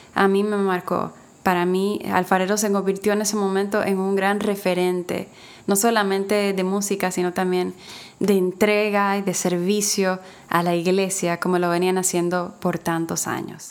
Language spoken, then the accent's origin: Spanish; Dominican Republic; aquí en mi país, República Dominicana